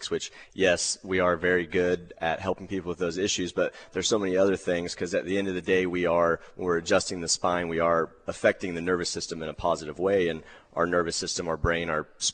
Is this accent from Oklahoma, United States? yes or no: yes; Moore, Oklahoma, United States; We grew up close to here. We grew up in Moore, going to Westmore High School.